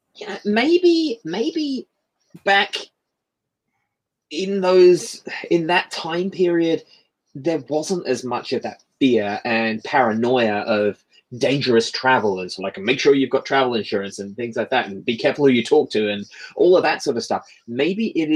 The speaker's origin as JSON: {"language": "English", "region": "England", "country": "United Kingdom", "said": "I'm the Englishman"}